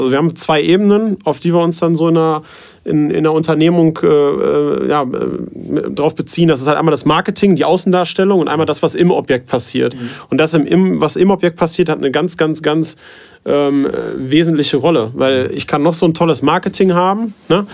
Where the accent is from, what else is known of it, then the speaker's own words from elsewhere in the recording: the Detmold region, North Rhine-Westphalia, Germany; ich halt in, in Detmold, weil ich auch gebürtig aus der Region halt komme, immer vor Ort bin